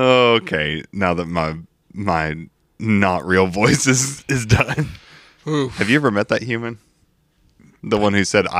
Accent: Kentucky, United States; I was raised in Kentucky.

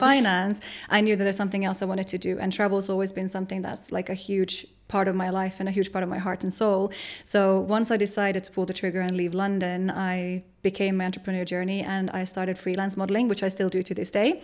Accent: Finland; moved away as an adult; my hometown

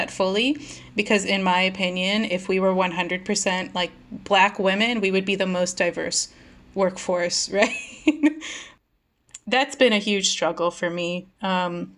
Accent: India; now in United States; as an Indian immigrant

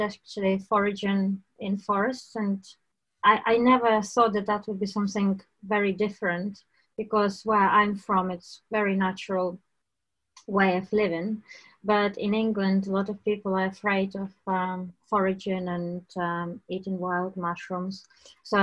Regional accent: Dubno?, Rivne Oblast, Ukraine; moved away as an adult; now in United Kingdom; I was born in Ukraine in 1985, and I lived in Ukraine until I was 24. I lived in a little town, railway town called Dolbuniv in Rivne region

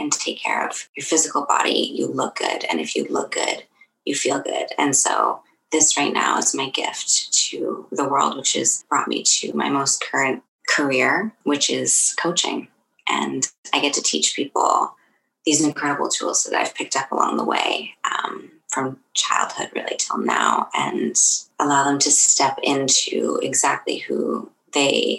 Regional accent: Kingston, Ontario, Canada; also born or lived in Toronto; I grew up in Kingston. I was born in Toronto

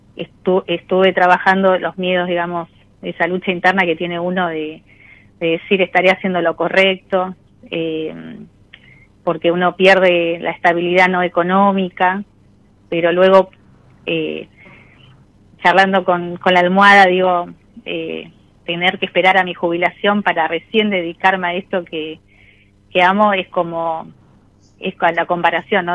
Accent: José C. Paz, Buenos Aires Province, Argentina; soy de mm, eh, José Cepaz, eh, de la provincia de Buenos Aires

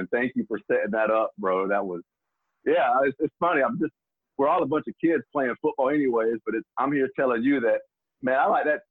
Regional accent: Baker County, Florida, United States; now in Alabama, United States; a lot of my upbringing is that I have realized in Baker County, Florida, and that it was a unique upbringing

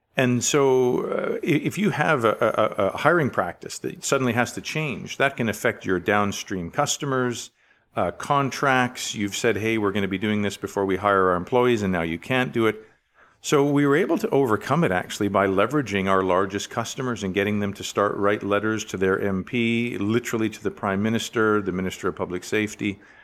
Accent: Richmond, British Columbia, Canada; I was born in Richmond, B C, um, in nineteen sixty-nine. And so, uh, wonderful growing up, uh, along the coast

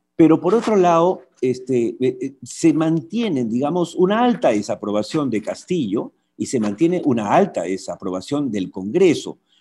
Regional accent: Peru; lo cual nos alegra o como peruanos

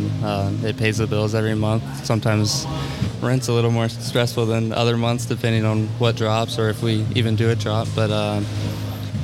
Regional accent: Columbus, Ohio, United States; We lived in Columbus, so I've born and raised here, and I'm still here

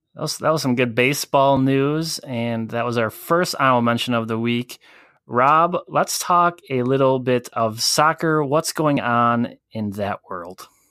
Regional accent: Wisconsin, United States; we are from Wisconsin

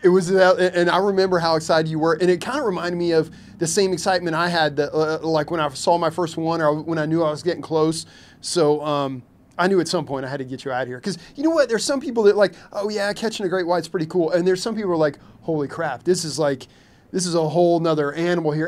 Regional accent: Louisville, Kentucky, United States; also born or lived in Lexington, Kentucky; now in Hilton Head, United States; I was born in Lexington, mainly grew up in Louisville, Kentucky

